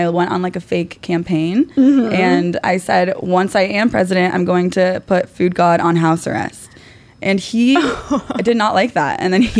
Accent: Ohio, United States; now in New York City, United States; I'm from Ohio. I'm originally from Ohio

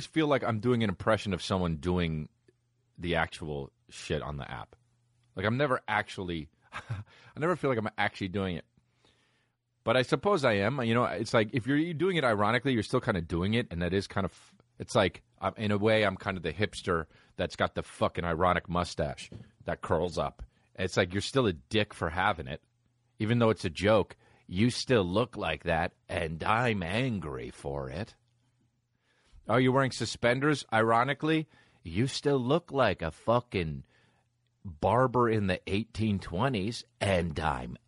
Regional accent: New Jersey, United States; I'm from New Jersey, and I love New Jersey

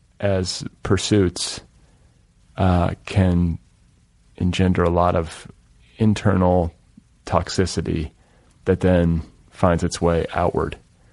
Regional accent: Indiana, United States; I grew up in Indiana.

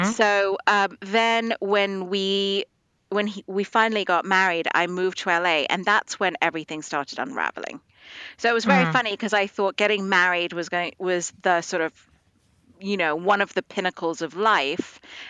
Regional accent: Dubai, United Arab Emirates; moved away as an adult; also born or lived in India; And at that point, my parents were actually immigrated to Dubai in the Middle East. Yep. And so that's where I grew up. I grew up in the Middle East until I was like 18.

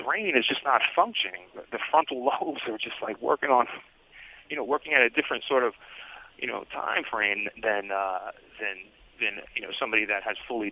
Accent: New York City, New York, United States; also born or lived in Brooklyn; I grew up in Hell's Kitchen

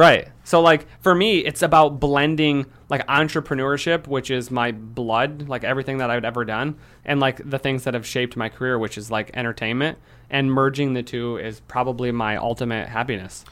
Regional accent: Lansing, Michigan, United States; I'm from Michigan. I'm from Lansing

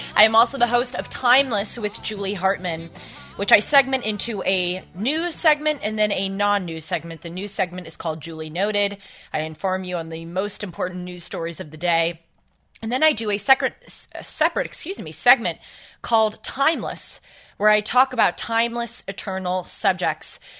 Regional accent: Los Angeles, California, United States; here in my hometown of L

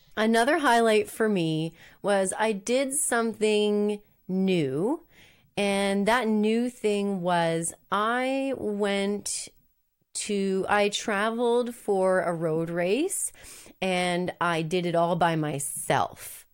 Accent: Moncton, New Brunswick, Canada; moved away; Moncton, New Brunswick, which is my hometown.

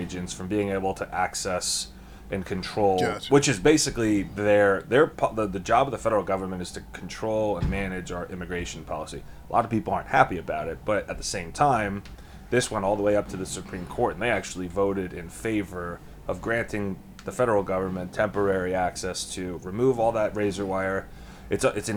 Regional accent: United States; as an American

